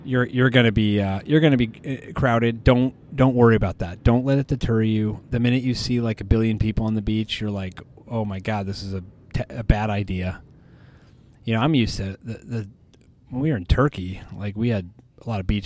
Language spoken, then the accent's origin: English; United States; as an American.